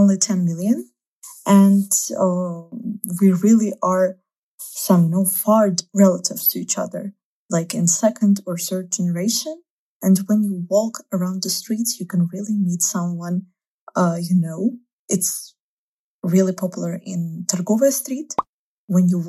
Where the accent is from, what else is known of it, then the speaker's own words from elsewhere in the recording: Baku, Azerbaijan; first language Russian; English is a second language; moved away as an adult; now in Moscow, Russia; I'm from Baku, Azerbaijan. It's the capital.